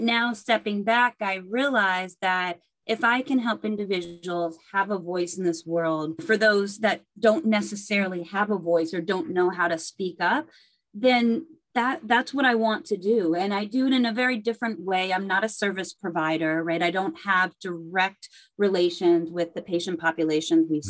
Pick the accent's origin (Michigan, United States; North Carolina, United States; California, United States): California, United States; Berkeley; I grew up in Berkeley, California